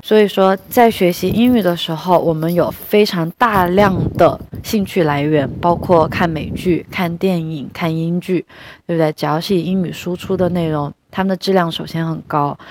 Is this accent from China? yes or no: yes; China; 作为中国人是有一个很好的资源的